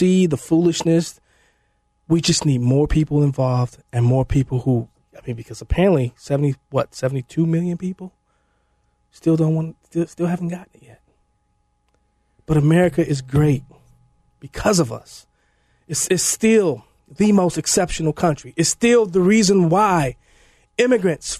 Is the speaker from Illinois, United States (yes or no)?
yes; Chicago, Illinois, United States; I grew up in Chicago. I grew up in the machine